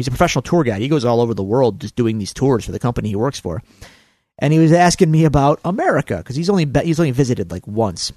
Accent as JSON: {"language": "English", "town": "Buffalo", "region": "New York", "country": "United States", "said": "we're from Buffalo, New York"}